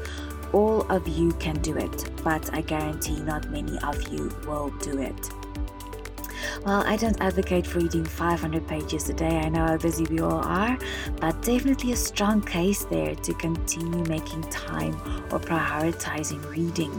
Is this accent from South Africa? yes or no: yes; South Africa; I remember spending hours at our local public library in my hometown in South Africa